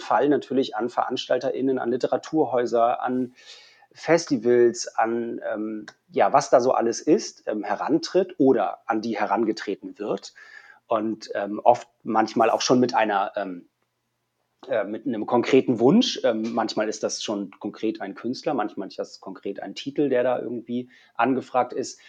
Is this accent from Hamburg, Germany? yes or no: yes; Hamburg, Germany; also born or lived in Berlin; als Hamburger